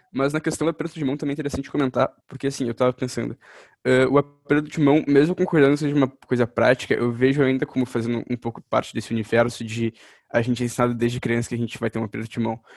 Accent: Brazil; como brasileiro

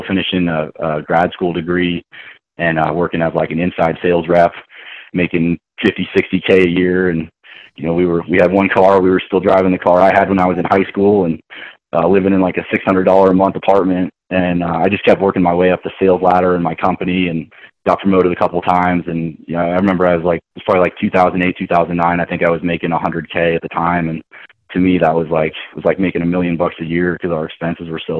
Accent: Boston, Massachusetts, United States; now in Centennial, Colorado, United States; born and raised in Boston, Massachusetts

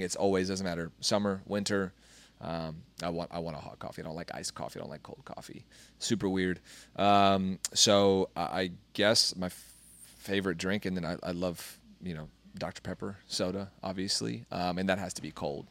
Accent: Kingman, Arizona, United States; born or raised there; moved away

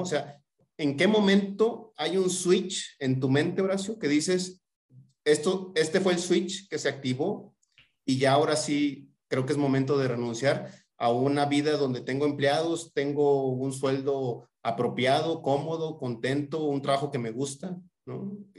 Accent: Tampico, Tamaulipas, Mexico; somos paisanos, somos, somos de Tampico

